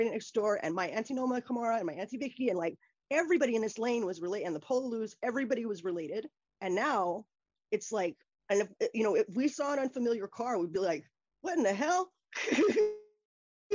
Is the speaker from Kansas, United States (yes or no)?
no; Kailua, Hawaii, United States; moved away as an adult; also born or lived in New York / San Francisco / Illinois / Massachusetts; I was born and raised there in Kailua